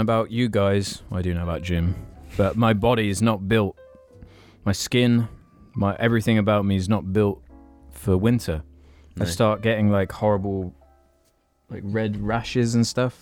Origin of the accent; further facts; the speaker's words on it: United Kingdom; we're all British